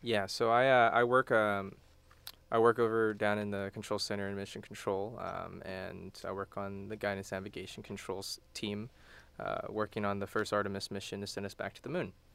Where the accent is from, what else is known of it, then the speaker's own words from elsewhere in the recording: Houston, Texas, United States; also born or lived in College Station, Texas; I'm from Houston.